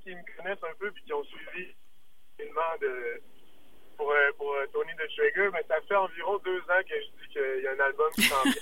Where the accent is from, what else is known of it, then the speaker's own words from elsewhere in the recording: Quebec City, Quebec, Canada; ça va faire bientôt euh, un an que j'habite euh, fièrement le beau Limoilou. mais on est, on est, tous des gars de la région de Québec. En fait, on a grandi à Montcalm, euh, on a grandi à Saint-Augustin, puis on se retrouve tous habités en ce moment au centre-ville.